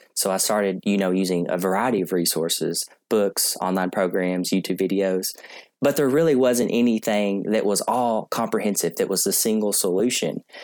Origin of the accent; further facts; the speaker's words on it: Columbia, Kentucky, United States; I'm uh, located in Columbia, Kentucky, and that is my hometown